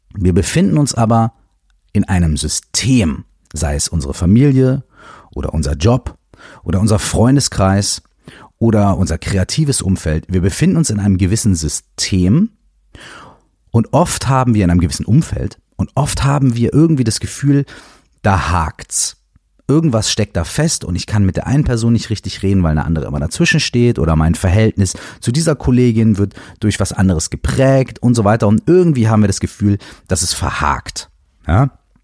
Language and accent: German; Minden, North Rhine-Westphalia, Germany; moved away as an adult; Ich habe damals in Minden gewohnt. Ähm, Minden ist meine Heimatstadt